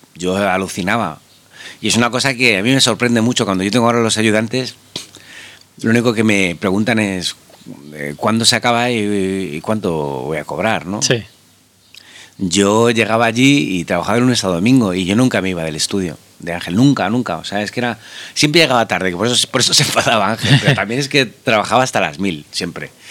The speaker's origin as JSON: {"language": "Spanish", "town": "Madrid", "region": "Community of Madrid", "country": "Spain", "tie": "born or raised there", "said": "yo soy madrileño, eh, he nacido aquí"}